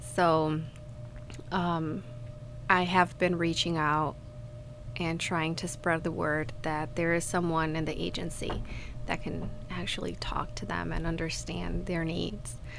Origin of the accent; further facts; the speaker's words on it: Mexico; moved away as an adult; And I grew up in Mexico, and until I moved here a year ago